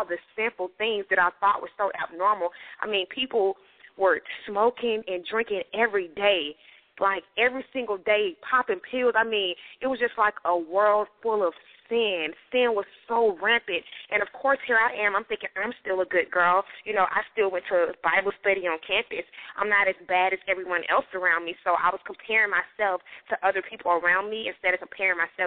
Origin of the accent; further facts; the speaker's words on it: Atlanta, Georgia, United States; I was born and raised in Atlanta, Georgia.